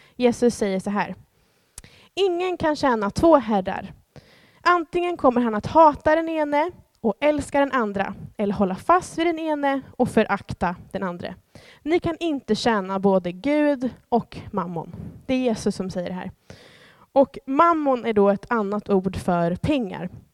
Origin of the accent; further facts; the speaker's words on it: Sweden; Jag är svensk medborgare